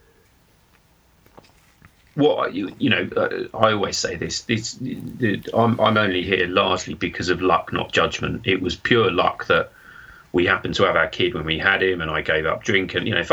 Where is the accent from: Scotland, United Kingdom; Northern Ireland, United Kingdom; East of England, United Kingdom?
East of England, United Kingdom; Suffolk; I'm from Suffolk